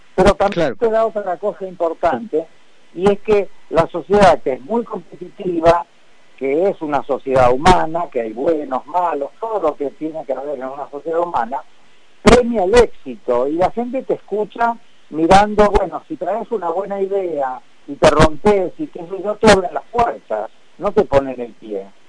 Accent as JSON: {"language": "Spanish", "country": "Argentina", "said": "yo fui invitado como representante argentino"}